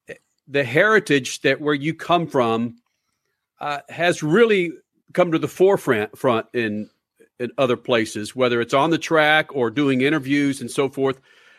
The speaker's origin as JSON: {"language": "English", "region": "Texas", "country": "United States", "tie": "born or raised there", "said": "I was born and raised in Texas"}